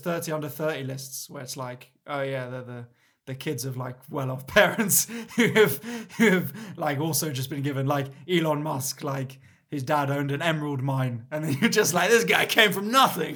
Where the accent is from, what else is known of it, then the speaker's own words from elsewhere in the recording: London, United Kingdom; I grew, I grew up in Mill Hill, so I was the o, opposite side, Northwest